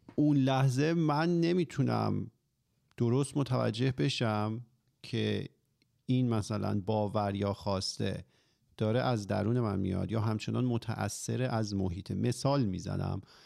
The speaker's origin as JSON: {"language": "Persian", "country": "Iran", "tie": "born or raised there", "said": "ماهایی که حالا توی جمهوری اسلامی به دنیا اومدیم و بزرگ شدیم"}